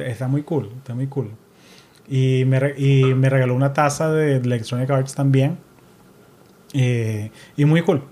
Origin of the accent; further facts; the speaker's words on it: Caracas, Capital District, Venezuela; now in United States; Soy de un pueblo al este de Colombia, se llama Caracas, Venezuela